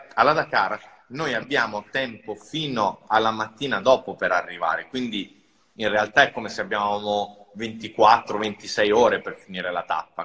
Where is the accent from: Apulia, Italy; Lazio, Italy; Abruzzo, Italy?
Lazio, Italy; Rome; sono cresciuto a Roma, eh, in centro a Roma in un appartamento minuscolo